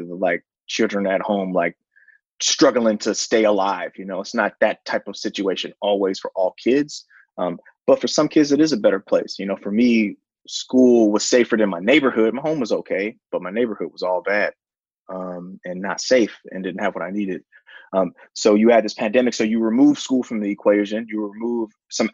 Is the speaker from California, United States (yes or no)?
yes; San Francisco, California, United States; I'm from the Tenderloin